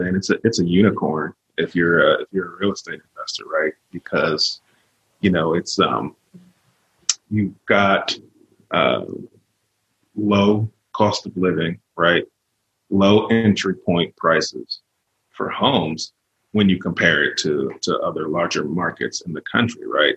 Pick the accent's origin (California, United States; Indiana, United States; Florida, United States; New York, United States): California, United States; moved away as an adult; also born or lived in Virginia; now in Northwest Arkansas, United States; I was born and raised in California.